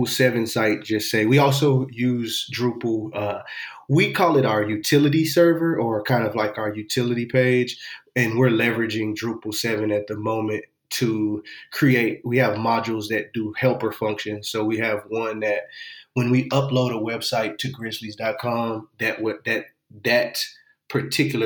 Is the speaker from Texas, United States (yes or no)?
yes; Houston, Texas, United States; moved away as an adult; also born or lived in Austin, Texas; now in Memphis, United States; I'm originally born and raised in Houston, Texas